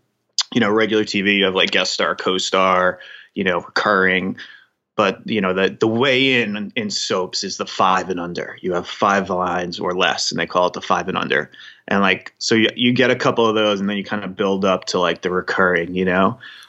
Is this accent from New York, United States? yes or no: yes; Long Island, New York, United States; now in New York City, United States; I moved to New York City from Long Island originally.